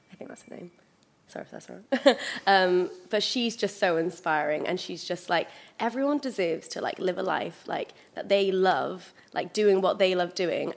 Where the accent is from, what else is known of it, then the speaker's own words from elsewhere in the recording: Pembrokeshire, Wales, United Kingdom; I was growing up in Pembrokeshire